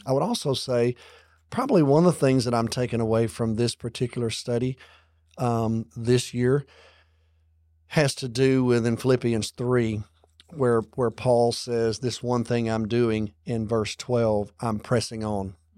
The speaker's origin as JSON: {"language": "English", "region": "Alabama", "country": "United States", "tie": "born or raised there", "moved": "yes", "said": "our church that I grew up in back in Alabama"}